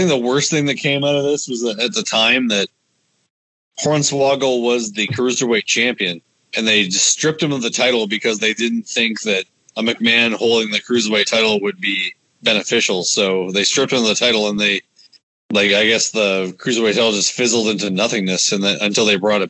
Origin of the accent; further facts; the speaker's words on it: Winnipeg, Manitoba, Canada; And we're from Winnipeg, you idiot